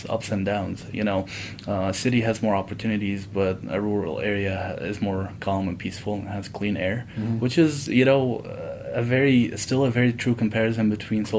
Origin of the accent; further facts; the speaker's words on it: Damascus, Damascus Governorate, Syria; moved away as an adult; also born or lived in Saudi Arabia / South Dakota / California; now in Utah, United States; in my area where I grew up in Damascus